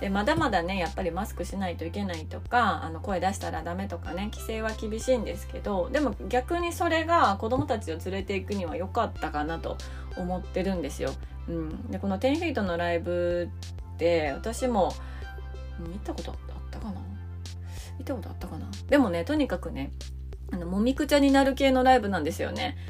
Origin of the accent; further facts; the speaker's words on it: Japan; also born or lived in United States; 田舎の地元だったので